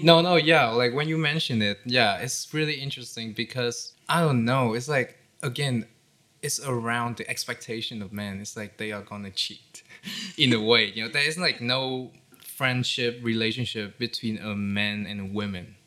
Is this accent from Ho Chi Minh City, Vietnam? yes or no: no; Haiphong, Vietnam; my hometown, which is in Haiphong